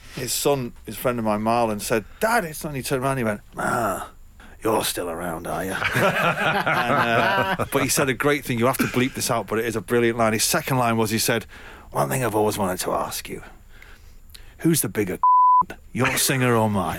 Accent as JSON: {"language": "English", "town": "Manchester", "region": "North West England", "country": "United Kingdom", "tie": "born or raised there", "said": "my hometown in Manchester"}